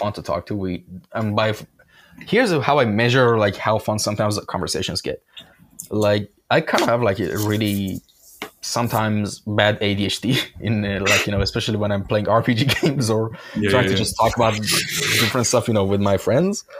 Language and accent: English; Shiraz, Fars, Iran; moved away; I'm originally from Iran. My hometown was Shiraz.